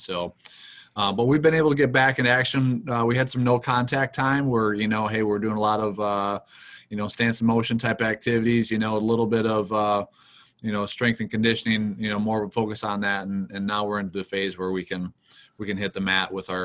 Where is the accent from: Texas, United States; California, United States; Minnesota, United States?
Minnesota, United States; Mapleton; moved away as an adult; also born or lived in Iowa / Chaska, Minnesota; now in West Point, United States; I grew up in Minnesota, about an hour from